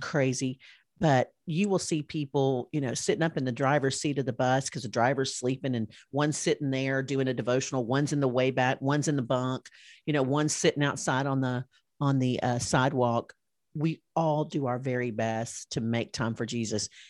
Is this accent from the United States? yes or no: yes; Alabama, United States; they all knew I was from Alabama